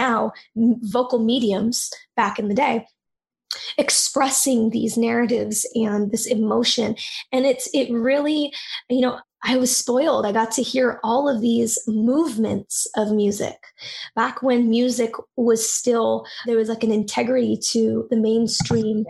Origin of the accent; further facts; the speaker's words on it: San Francisco Bay Area, California, United States; I grew up in the San Francisco Bay Area